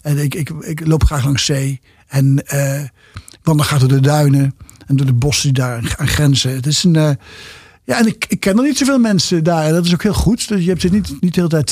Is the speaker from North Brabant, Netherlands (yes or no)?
no; Nijmegen, Gelderland, Netherlands; moved away as an adult; also born or lived in Bergen aan Zee / Arnhem; now in Amsterdam, Netherlands; Nijmegen is de stad, mijn thuisstad en mijn hart. Ik bedoel, ik ben er geboren. Ik heb er uh, eh, 25 jaar gewoond.